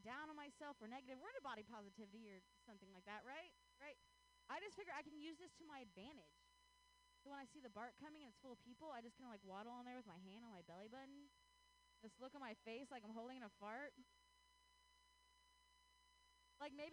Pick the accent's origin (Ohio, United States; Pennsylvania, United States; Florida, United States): Ohio, United States; now in Bay Area, United States; I grew up in Ohio